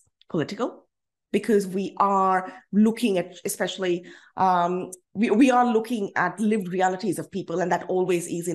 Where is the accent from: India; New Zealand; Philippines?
India; now in Australia; As an Indian citizen